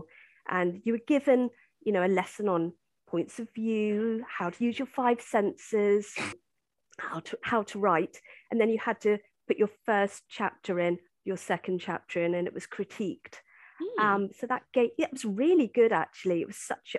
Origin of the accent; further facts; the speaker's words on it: Salisbury, South West England, United Kingdom; I come from Salisbury. I mean, it's such a historical city. So, you know, there's history all around us here.